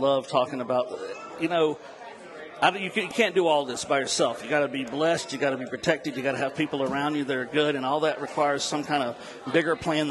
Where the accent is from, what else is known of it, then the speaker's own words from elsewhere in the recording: North Carolina mountains, United States; moved away; also born or lived in Kentucky / New Orleans; I was sort of born in Kentucky, then raised in North Carolina in the mountains, which is where I learned to run a still, and then down to New Orleans to become a chef.